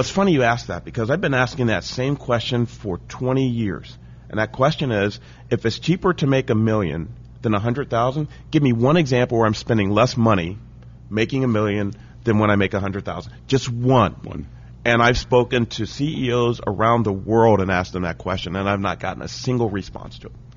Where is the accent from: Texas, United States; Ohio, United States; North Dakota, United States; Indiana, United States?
Ohio, United States; Dayton; also born or lived in Cincinnati, Ohio; I grew up in Dayton, Ohio